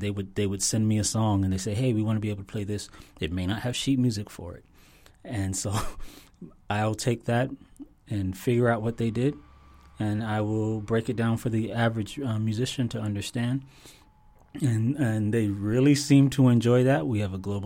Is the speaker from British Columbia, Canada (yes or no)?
no; Toronto, Ontario, Canada; now in Florida, United States; I was born in Toronto, Canada